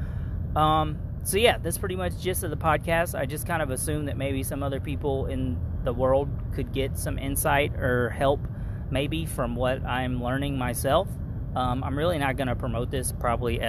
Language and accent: English; Kentucky, United States; I'm from Kentucky. Everybody, like, basically poor is the norm where I'm from.